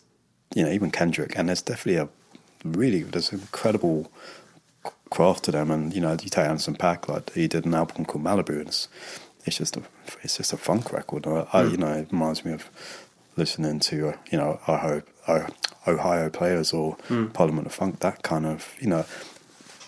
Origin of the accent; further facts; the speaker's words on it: London, United Kingdom; moved away as an adult; now in Los Angeles, United States; I'm born and bred in London.